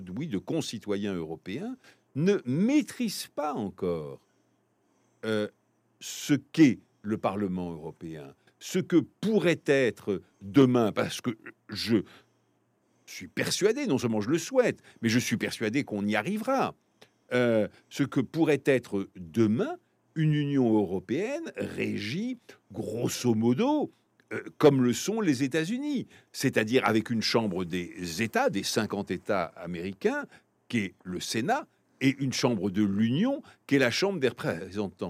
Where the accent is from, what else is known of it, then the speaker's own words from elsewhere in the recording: France; je suis français